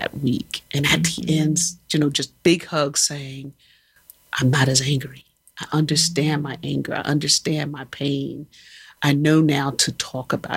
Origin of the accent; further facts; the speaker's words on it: United States; we as Americans